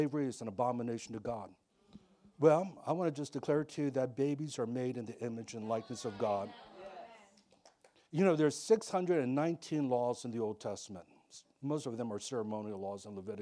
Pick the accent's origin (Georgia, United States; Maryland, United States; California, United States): Maryland, United States; moved away as an adult; now in Pasadena, United States; I grew up in Maryland